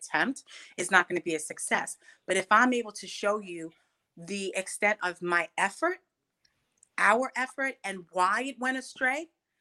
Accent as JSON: {"language": "English", "town": "New York City", "region": "New York", "country": "United States", "tie": "born or raised there", "said": "I'm born and raised on Staten Island, New York"}